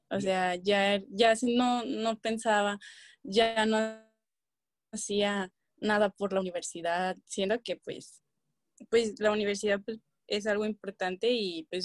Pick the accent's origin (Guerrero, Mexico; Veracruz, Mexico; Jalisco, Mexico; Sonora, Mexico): Jalisco, Mexico; Guadalajara; de Guadalajara.